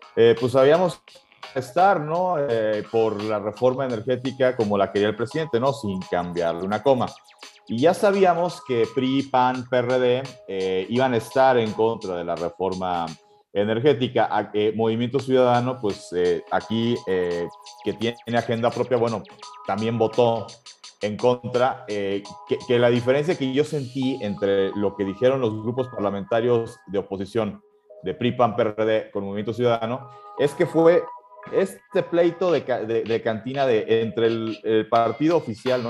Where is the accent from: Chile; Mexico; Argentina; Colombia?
Mexico; somos el pueblo de México